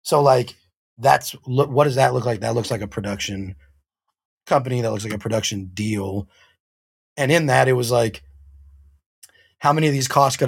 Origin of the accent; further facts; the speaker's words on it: Oakland, California, United States; moved away as an adult; now in Los Angeles, United States; I'm from Oakland